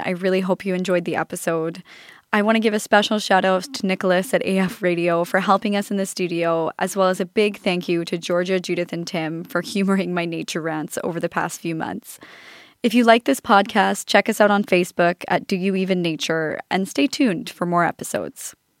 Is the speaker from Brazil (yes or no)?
no; Canada; growing up in Canada